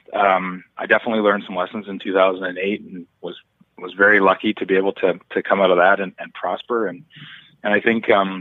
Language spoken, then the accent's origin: English; Vancouver, British Columbia, Canada; I grew up in Vancouver and went to UBC and met my wife there, and have always lived and worked here in Vancouver